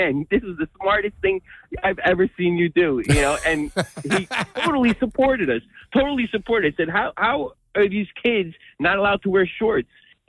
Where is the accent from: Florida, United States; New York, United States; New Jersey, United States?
New Jersey, United States; Harrison; now in Bayville, United States; We grew up in Harrison.